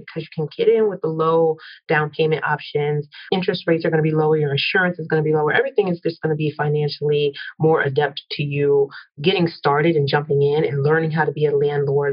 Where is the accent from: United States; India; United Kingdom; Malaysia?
United States; New Jersey; moved away as an adult; also born or lived in Philadelphia, Pennsylvania / upstate New York / New York City; born in Philly, raised in South Jersey, moved to New York City after I went to college upstate New York